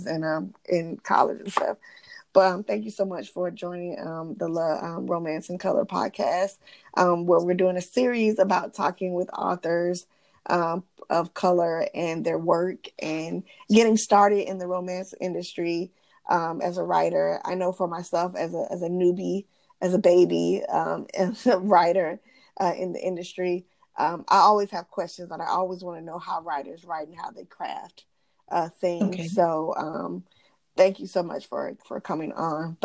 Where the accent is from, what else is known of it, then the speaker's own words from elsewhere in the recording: Georgia, United States; I'm from Georgia